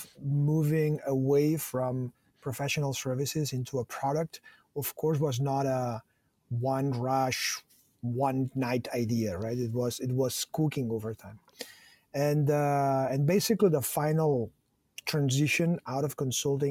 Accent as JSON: {"language": "English", "town": "Barcelona", "region": "Catalonia", "country": "Spain", "tie": "born or raised there", "said": "born and raised in Barcelona"}